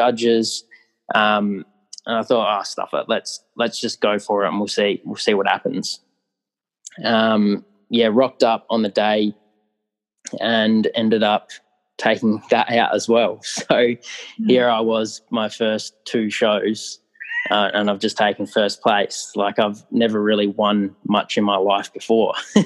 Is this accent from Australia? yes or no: yes; Australia; as an Australian athlete